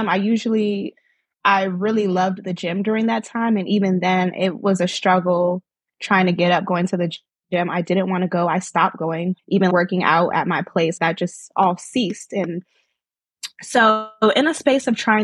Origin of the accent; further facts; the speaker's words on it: Norfolk, Virginia, United States; I am from Norfolk/Chesapeake, Virginia, with origins from Nigeria. My parents are Nigerian